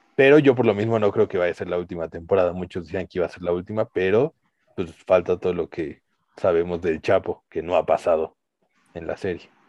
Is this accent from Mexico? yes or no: yes; Mexico; nosotros que somos mexicanos